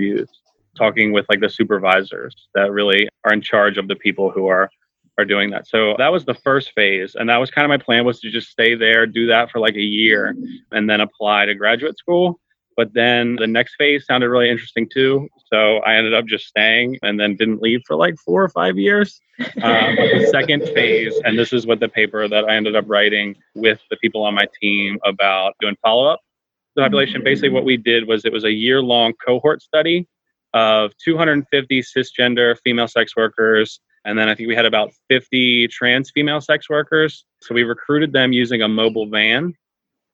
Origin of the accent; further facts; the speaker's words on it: Baltimore, Maryland, United States; moved away as an adult; also born or lived in West Virginia; now in Austin, United States; my hometown of Baltimore